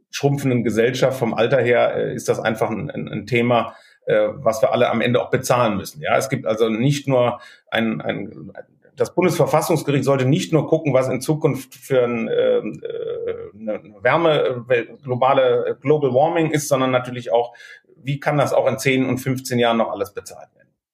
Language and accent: German; Cologne, North Rhine-Westphalia, Germany; Als Kölner